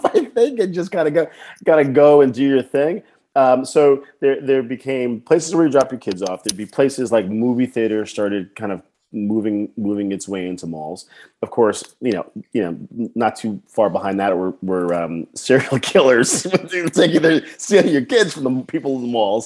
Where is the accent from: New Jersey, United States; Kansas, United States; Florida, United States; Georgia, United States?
New Jersey, United States; I grew up in New Jersey